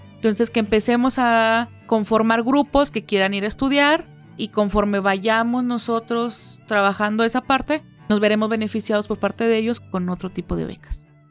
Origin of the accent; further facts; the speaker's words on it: Mexico; somos muy afectivos